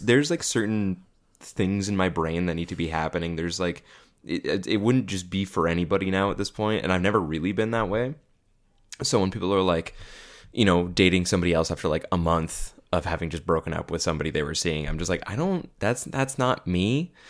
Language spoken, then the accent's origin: English; Caledon, Ontario, Canada; I grew up in Bolton, which is part of Khaled